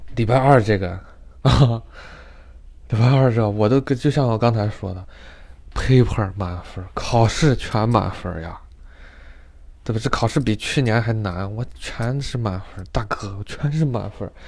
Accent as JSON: {"language": "Chinese", "country": "China", "moved": "as an adult", "lives_now": "United States", "said": "我作为一个中国人"}